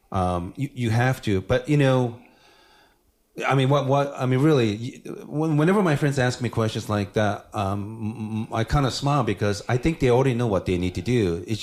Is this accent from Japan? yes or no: yes; Japan; Um, I grew up in Japan, so everybody looks the same.